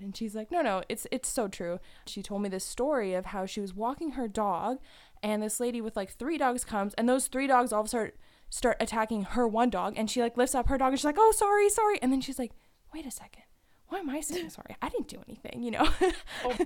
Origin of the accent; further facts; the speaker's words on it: just outside of Toronto, Ontario, Canada; moved away as an adult; now in Waterloo, Canada; where I grew up was just outside of Toronto